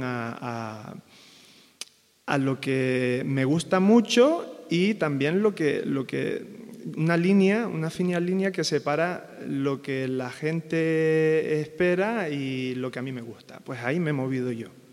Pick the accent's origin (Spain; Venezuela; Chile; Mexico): Spain; Canary Islands; moved away